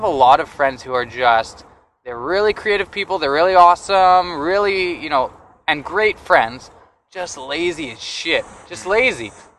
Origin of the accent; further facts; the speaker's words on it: Canada; I'm Canadian.